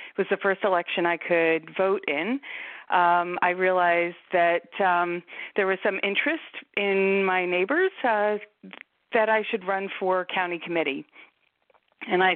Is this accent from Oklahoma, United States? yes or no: no; Sparta, New Jersey, United States; moved away as an adult; now in Maryland, United States; I grew up in Sparta, New Jersey, northwestern part of the state of New Jersey, until I went away to college and came down here, and I've been here since